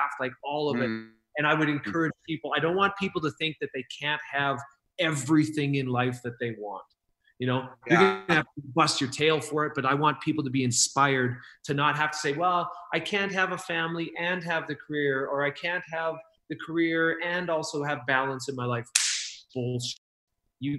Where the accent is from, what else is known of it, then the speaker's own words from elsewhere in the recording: Saskatchewan, Canada; Yeah, I'm from Saskatchewan. I'm right above North Dakota